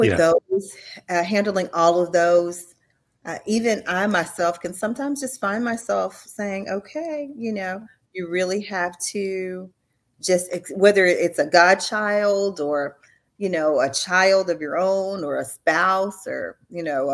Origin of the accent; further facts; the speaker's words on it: Missouri City, Texas, United States; I grew up in Missouri City, and now I really live probably about 5 miles from the house that I grew up.